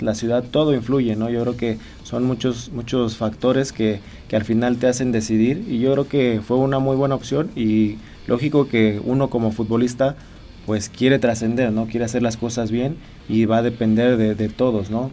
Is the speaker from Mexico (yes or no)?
yes; Mexico